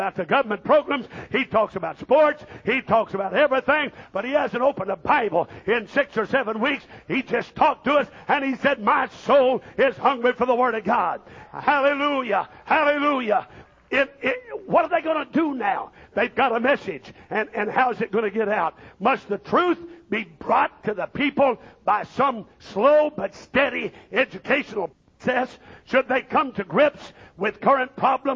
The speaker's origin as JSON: {"language": "English", "region": "Missouri", "country": "United States", "tie": "born or raised there", "said": "I was raised up in Missouri"}